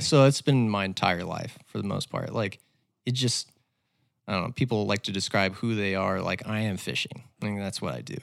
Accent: Little Rock, Arkansas, United States; also born or lived in Fayetteville, Arkansas; I was born and raised in Little Rock and then came up to Fayetteville for school

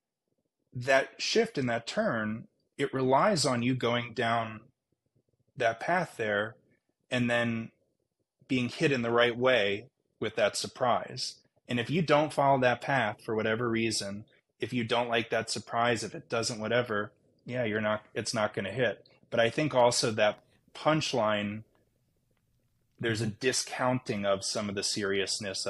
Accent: Baltimore, Maryland, United States; also born or lived in Northfield, Minnesota; now in Santa Barbara, United States; I'm from Baltimore

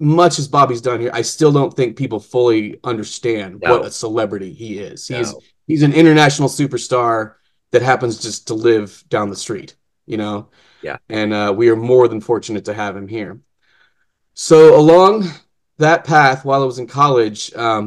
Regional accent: Lee's Summit, Missouri, United States; also born or lived in Kansas City; I was born here in Kansas City, at, I believe, St. Luke's or St. Joseph's or one of the saints here in town. grew up in Lee Summit

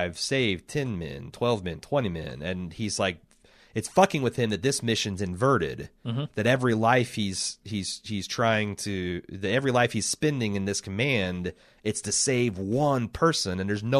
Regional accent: United States; As an American

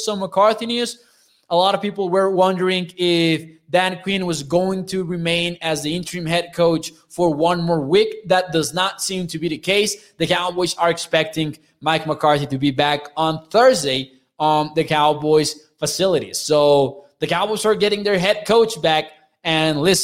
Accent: Chihuahua, Mexico; I'm from Chihuahua, Mexico

